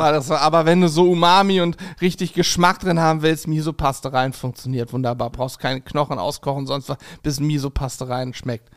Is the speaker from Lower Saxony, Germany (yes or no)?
no; Spangenberg, Hesse, Germany; moved away; meiner Heimat in Hessen, in Spangenberg